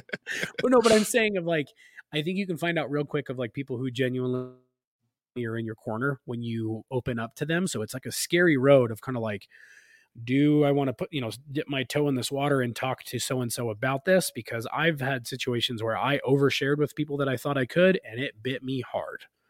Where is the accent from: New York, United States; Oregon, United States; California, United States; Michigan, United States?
California, United States; now in Utah, United States; We grew up in California together